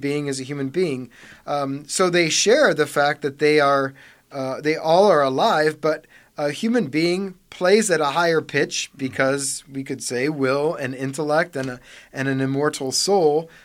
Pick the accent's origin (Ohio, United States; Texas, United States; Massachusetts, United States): Ohio, United States; Parma; I grew up on Thornton Drive, just three streets south of Saint Charles